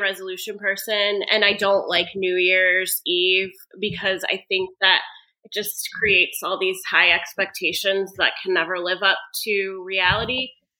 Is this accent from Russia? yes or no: no; Michigan, United States; born or raised there